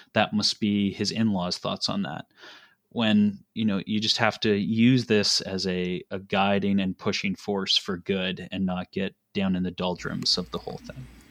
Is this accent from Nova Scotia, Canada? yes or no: yes; Nova Scotia, Canada; moved away as an adult; now in Kitchener, Canada; I grew up in Nova Scotia, um, in a family business